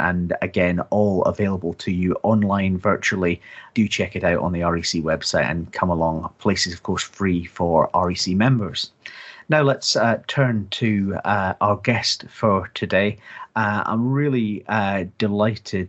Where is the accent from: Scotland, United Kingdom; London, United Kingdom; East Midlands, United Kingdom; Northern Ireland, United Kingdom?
Scotland, United Kingdom; as a Scotsman